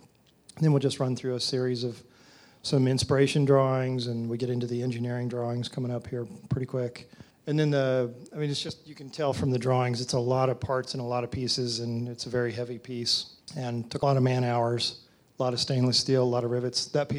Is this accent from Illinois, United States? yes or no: no; Texas, United States; The last slide showed sort of where I grew up in six generations in Texas and lived overseas and a few other places.